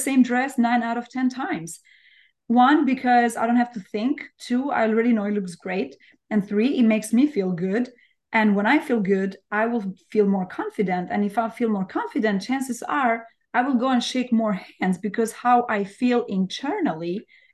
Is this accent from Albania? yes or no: yes; Albania; English is a second language; moved away as an adult; now in New York, United States; I'm from Albania. Like, I was born and raised in Albania. I moved to New York over 20 years ago.